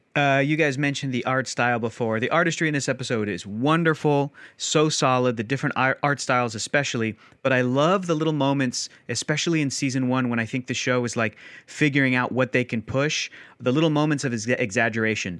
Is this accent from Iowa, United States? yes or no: no; San Diego, California, United States; I was born and raised in San Diego